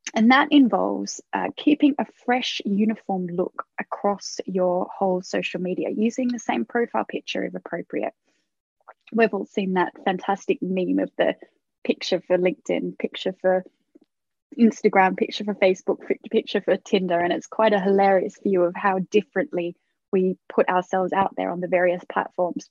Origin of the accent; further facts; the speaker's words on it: Australia; now in United Kingdom; I was Australian, or I am Australian